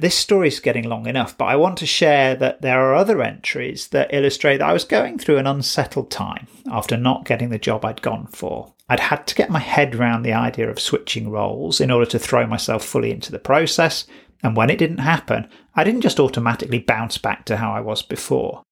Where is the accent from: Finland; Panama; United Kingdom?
United Kingdom; being British